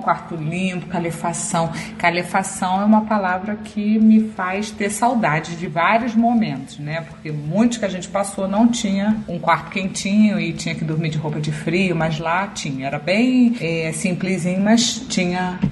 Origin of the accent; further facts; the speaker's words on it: Rio de Janeiro, Brazil; now in Santos, Brazil; eu sou carioca